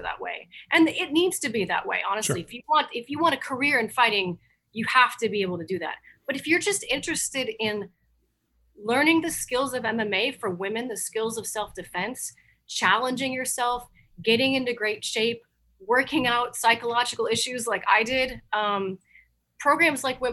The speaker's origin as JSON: {"language": "English", "town": "Overland Park", "region": "Kansas", "country": "United States", "tie": "born or raised there", "said": "I grew up in Overland Park."}